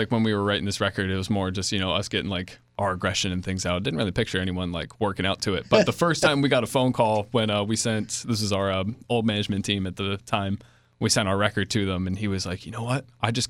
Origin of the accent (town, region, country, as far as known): New York City, New York, United States